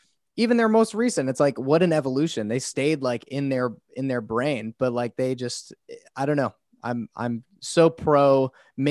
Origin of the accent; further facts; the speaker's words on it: Boston, Massachusetts, United States; I grew up in Boston, and I went through a bunch of Boston hardcore shows